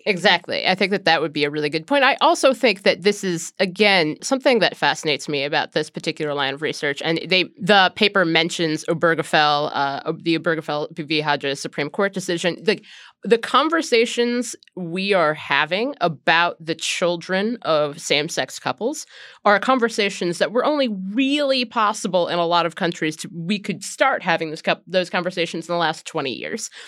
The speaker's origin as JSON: {"language": "English", "region": "Ohio", "country": "United States", "tie": "born or raised there", "said": "when I was a tiny child growing up in Ohio"}